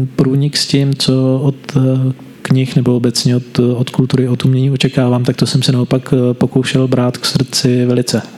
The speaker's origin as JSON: {"language": "Czech", "town": "Brno", "region": "South Moravian Region", "country": "Czechia", "tie": "born or raised there", "said": "Já jsem z Brna, nikdy jsem z Brna nebyl víc než na dva týdny v kuse"}